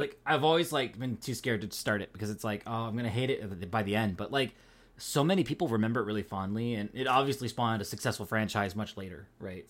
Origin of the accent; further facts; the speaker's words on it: Pacific Northwest, United States; accent: Pacific Northwest; I'm not from the East Coast. I'm from the Pacific Northwest.